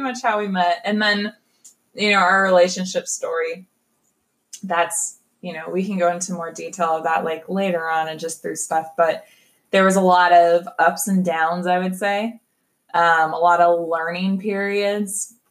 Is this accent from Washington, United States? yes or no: no; Kansas City, Kansas, United States; I'm a Kansas City girl. No, um, born and raised here